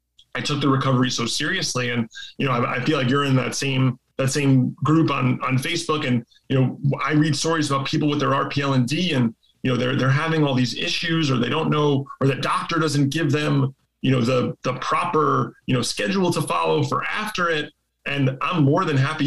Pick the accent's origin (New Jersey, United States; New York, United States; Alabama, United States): New York, United States; I'm from here. Like I took the ferry here.